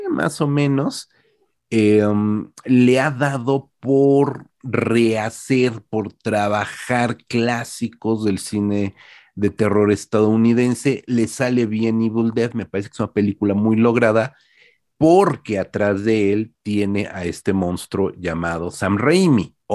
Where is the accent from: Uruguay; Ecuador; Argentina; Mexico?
Uruguay; yo soy uruguayo, yo no entiendo lo que es Texas